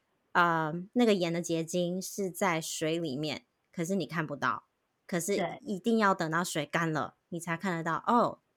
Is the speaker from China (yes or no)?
no; Taiwan; now in United States; 以前在台湾，大家都是亚洲人。